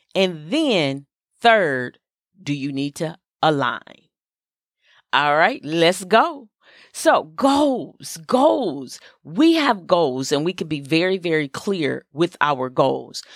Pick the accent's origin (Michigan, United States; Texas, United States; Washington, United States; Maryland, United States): Michigan, United States; Flint; I grew up in Flint, Michigan